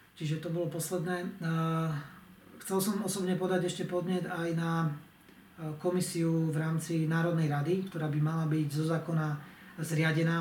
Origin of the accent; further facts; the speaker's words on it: Zemplín, Slovakia; u nás na Zemplíne